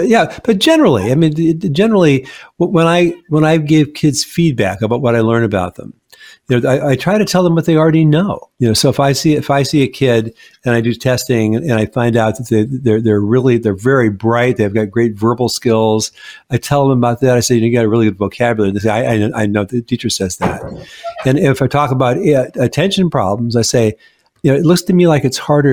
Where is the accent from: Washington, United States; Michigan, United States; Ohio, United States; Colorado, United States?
Washington, United States; Seattle; moved away as an adult; now in Washington, D.C. area, United States; when I first moved to the DC area, I mean, I'm from Seattle